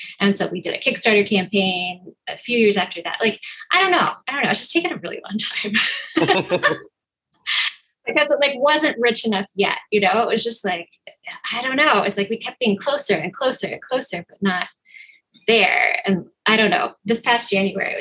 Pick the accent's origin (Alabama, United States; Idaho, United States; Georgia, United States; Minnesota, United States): Minnesota, United States; Minneapolis; now in New York, United States; I grew up in Minneapolis